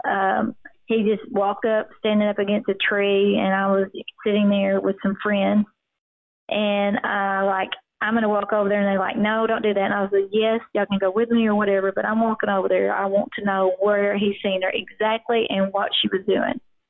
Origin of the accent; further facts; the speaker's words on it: Grubbs, Arkansas, United States; all of our life we grew up in Grubbs